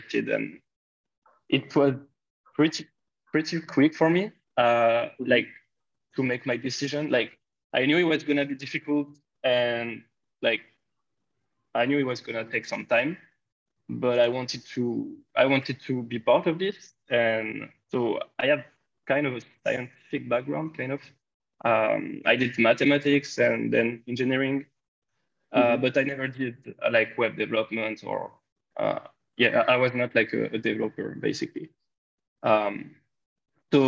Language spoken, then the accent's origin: English; France; I'm from France